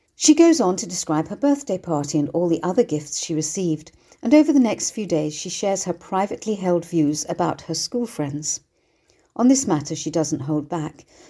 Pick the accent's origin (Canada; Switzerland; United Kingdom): United Kingdom; Bournemouth, South West England; my hometown of Bournemouth